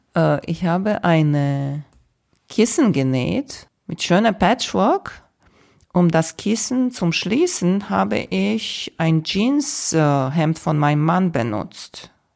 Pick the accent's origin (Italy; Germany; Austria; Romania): Romania; moved away; Ich bin in Rumänien geboren